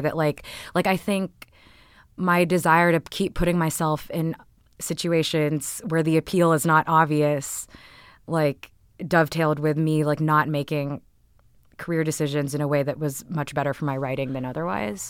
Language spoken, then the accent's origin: English; Texas, United States; born or raised there; also born or lived in Canada